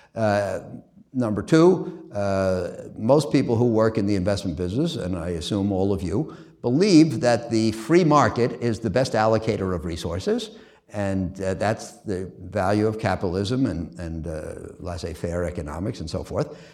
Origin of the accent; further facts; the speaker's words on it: New York City, New York, United States; moved away as an adult; I'm a kid from Queens, and, uh, I went to the public schools in Queens